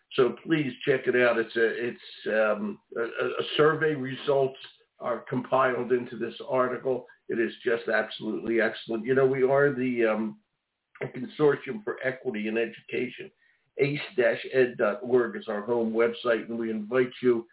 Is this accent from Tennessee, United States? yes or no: no; Philadelphia, Pennsylvania, United States; accent: Philly; that's my Philly accent.